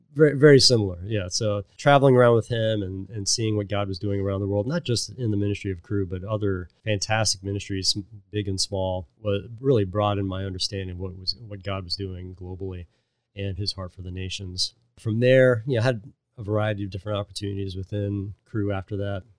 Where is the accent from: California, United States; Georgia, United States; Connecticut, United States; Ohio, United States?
Ohio, United States; Cincinnati; also born or lived in Pittsburgh; I was born in Pittsburgh and then would grow up in Cincinnati